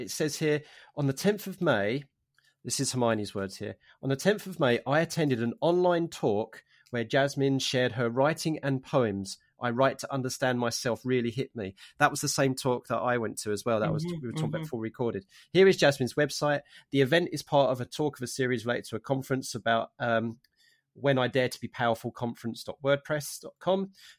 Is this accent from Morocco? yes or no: no; London, United Kingdom; also born or lived in Essex / Norwich; because I'm half Cockney, so from the East End of London. So, and I could go on and talk about, you know, how my identity has gone from there. And then I moved to Harlem and Essex and then in Norwich.